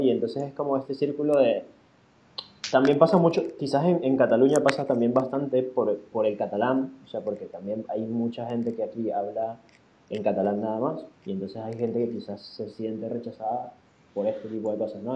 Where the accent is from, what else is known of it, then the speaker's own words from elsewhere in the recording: Venezuela; now in Spain; en mi país